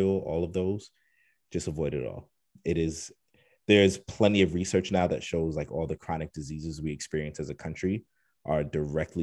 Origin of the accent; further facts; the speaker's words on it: New York, United States; I'm from New York